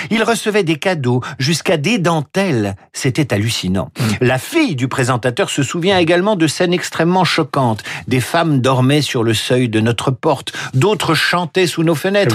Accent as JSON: {"language": "French", "country": "France", "said": "Chez nous en France"}